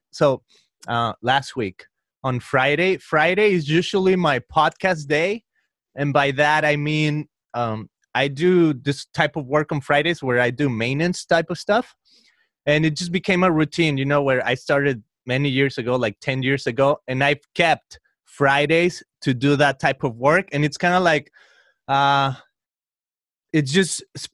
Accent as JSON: {"language": "English", "town": "Guadalajara", "region": "Jalisco", "country": "Mexico", "tie": "born or raised there", "moved": "as an adult", "lives_now": "Southern California, United States", "said": "I'm here in Southern California. I'm originally from Guadalajara, Mexico. I've been here about 15 years"}